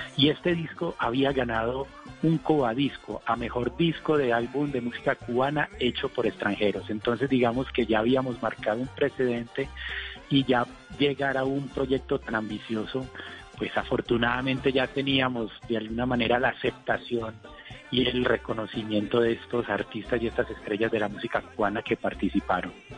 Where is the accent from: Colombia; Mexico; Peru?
Colombia